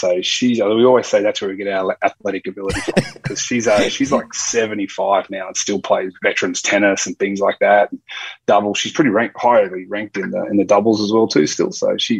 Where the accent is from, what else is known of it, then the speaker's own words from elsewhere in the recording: Inverell, New South Wales, Australia; Yeah, we're 15 minutes from Tinga, yeah.